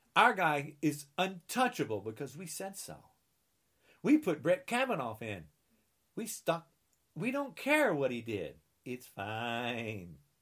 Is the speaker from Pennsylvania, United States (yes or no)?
no; New Jersey, United States; I'm from New Jersey